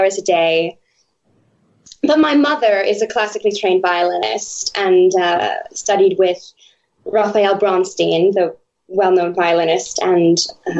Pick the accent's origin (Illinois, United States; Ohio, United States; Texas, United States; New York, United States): New York, United States; also born or lived in Cambridge, Massachusetts; I was born and raised in New York